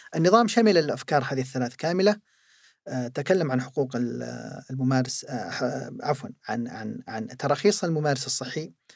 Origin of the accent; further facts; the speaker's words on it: Saudi Arabia; also born or lived in Jeddah; عندنا في المملكة العربية السعودية